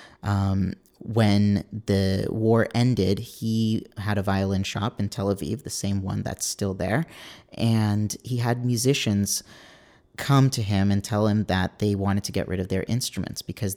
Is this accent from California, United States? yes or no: yes; California, United States; also born or lived in New York; my parents are both Israeli, but I was born and raised out here in California.